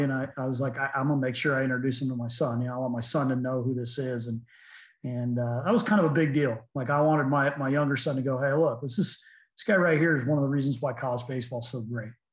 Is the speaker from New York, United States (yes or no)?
no; Sacramento, California, United States; moved away as an adult; also born or lived in Dayton, Ohio; now in Pennsylvania, United States; I was in high school, you know, growing up in Sacramento